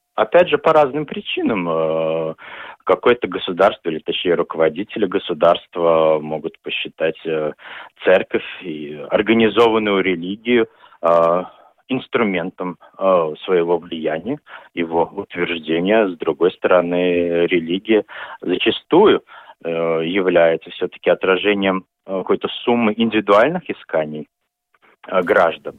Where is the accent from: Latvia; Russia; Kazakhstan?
Latvia; Daugavpils, Latgale; я вырос в Даугавпилсе